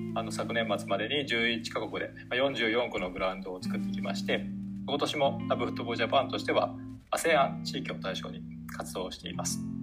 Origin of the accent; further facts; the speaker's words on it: Seto, Aichi, Japan; 愛知県は瀬戸市というところで生まれまして